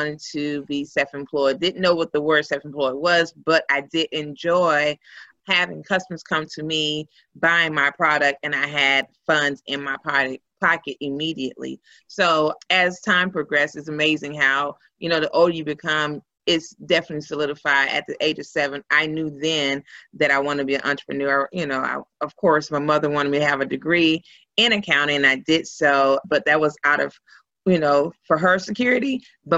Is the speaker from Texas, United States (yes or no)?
yes; Houston, Texas, United States; I am originally from Houston